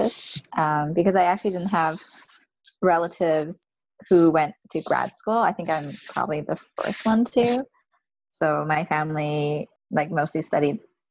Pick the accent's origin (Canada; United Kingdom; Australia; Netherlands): Canada; I was an Asian American, like I'm not from the States, Asian Canadian